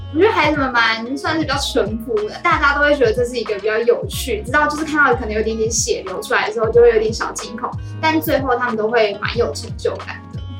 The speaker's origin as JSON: {"language": "Chinese", "region": "Penghu County", "country": "Taiwan", "tie": "born or raised there", "moved": "as an adult", "lives_now": "Pingtung, Taiwan", "said": "我本来就从渔村长大，我是澎湖人，所以从小在渔村长大"}